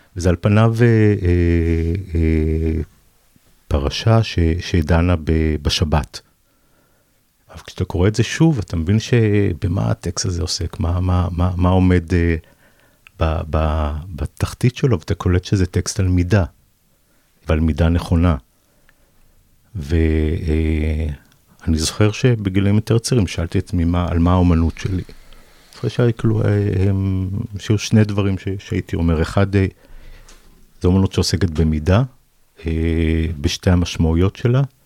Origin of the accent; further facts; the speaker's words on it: Savyon, Central District, Israel; also born or lived in Ganei Yehuda; גדלתי בסביון ובגני יהודה